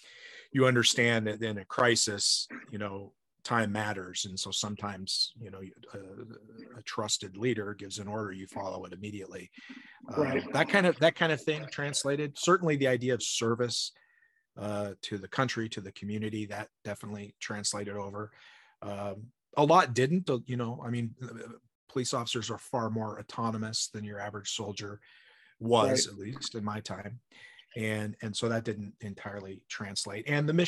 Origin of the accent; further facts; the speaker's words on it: Spokane, Washington, United States; also born or lived in Deer Park; I came from Spokane, Washington, which was in the mid 90s percentage of white people. You know, I mean, we had one black kid who went to our school in Deer Park, which is north of Spokane, small town.